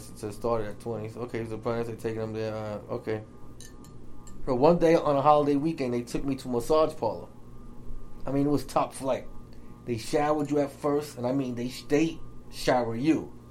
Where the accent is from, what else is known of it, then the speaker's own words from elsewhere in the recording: Staten Island, New York, United States; I'm 35. I'm from Staten Island.